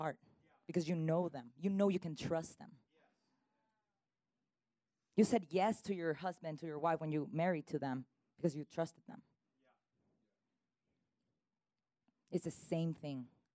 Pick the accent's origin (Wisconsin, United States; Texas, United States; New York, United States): Texas, United States; Dallas; moved away as an adult; also born or lived in California / Mexico; now in Jojutla, Mexico; So I am from Dallas, Texas.